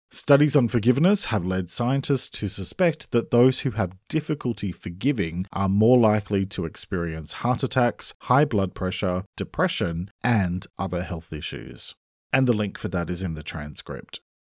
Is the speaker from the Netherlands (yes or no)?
no; Australia; I'm an Australian writer and speaker